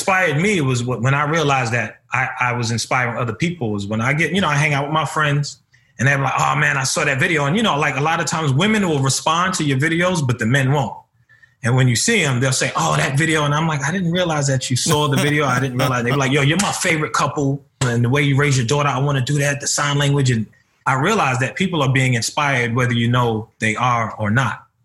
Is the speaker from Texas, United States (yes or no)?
no; New York City, New York, United States; I'm from Harlem. I grew up in the city. I grew up in the ghetto.